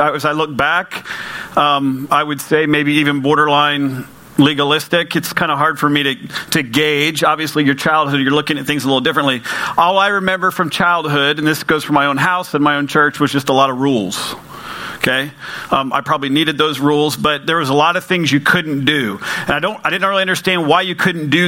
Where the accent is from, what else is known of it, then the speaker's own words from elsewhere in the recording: United States; I'm from Polk County.